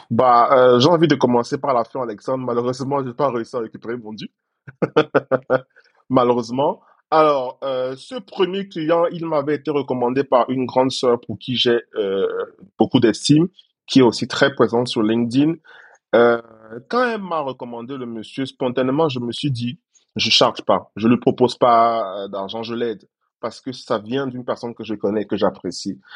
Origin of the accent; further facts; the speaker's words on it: Cameroon; moved away as an adult; now in Côte d'Ivoire; J'ai dû quitter mon pays d'origine parce que je suis camerounais à la base